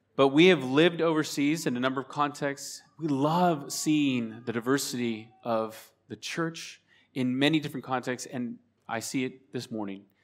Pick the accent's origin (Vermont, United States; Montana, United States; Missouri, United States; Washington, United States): Washington, United States; Spokane; We are from Spokane, Washington State, the sa-, the same state where Seattle is. We live on the eastern side